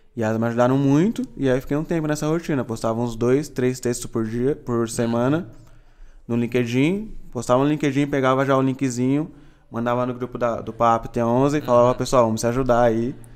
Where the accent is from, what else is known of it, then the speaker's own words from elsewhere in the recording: Itapevi, São Paulo, Brazil; E eu sou aqui de São Paulo mesmo, de Itapevi, ali um pouquinho longe do uhum. centro.